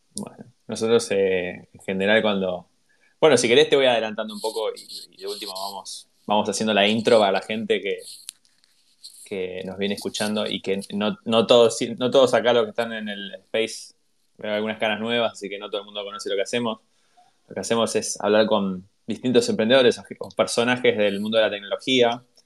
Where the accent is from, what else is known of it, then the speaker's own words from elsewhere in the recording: Avellaneda, Buenos Aires Province, Argentina; yo soy Avellaneda